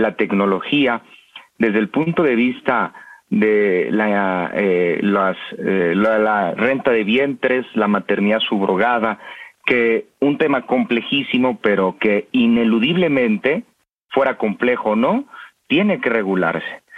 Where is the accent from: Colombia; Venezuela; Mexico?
Mexico; como mexicanos